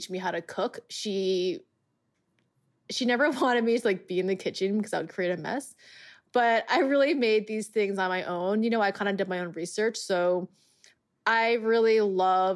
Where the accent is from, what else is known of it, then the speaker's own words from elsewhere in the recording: Long Island, New York, United States; I grew up on Long Island.